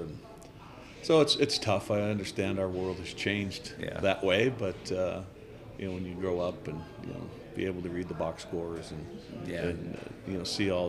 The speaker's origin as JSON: {"language": "English", "town": "Butte", "region": "Montana", "country": "United States", "tie": "born or raised there", "also_born_or_lived": "Idaho", "said": "I wouldn't trade growing up in Centerville for anything."}